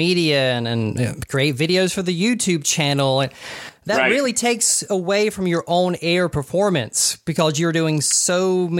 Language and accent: English; Douglas, Georgia, United States; also born or lived in Hattiesburg, Mississippi; I'm from South Georgia. I worked in radio in Valdosta and in my hometown of Douglas. So I pretty much lived my entire life here in Georgia. But for 3 years, I moved out to Mississippi to earn my PhD at the University of Southern Miss.